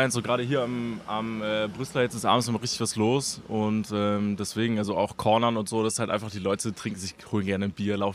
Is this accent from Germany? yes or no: yes; Kerpen, North Rhine-Westphalia, Germany; ich sage immer, ich komme direkt aus Köln. Also ich sage immer, ich komme aus Köln, aber ich komme eigentlich aus Horrem.